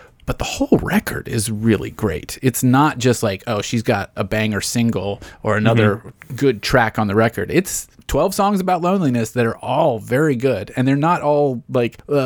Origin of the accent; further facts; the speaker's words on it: Tennessee, United States; Born and raised in Tennessee